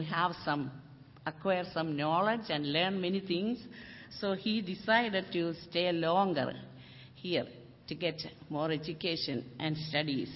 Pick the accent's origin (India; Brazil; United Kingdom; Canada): India; moved away as an adult; now in Portland, United States; I came from India.